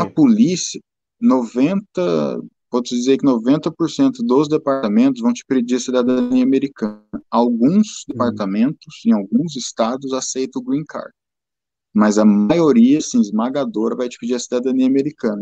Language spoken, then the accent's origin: Portuguese; São Paulo, Brazil; moved away; Eu sou de São Paulo